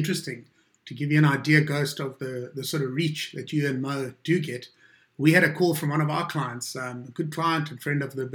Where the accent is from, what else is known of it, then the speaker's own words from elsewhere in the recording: South Africa; As a South African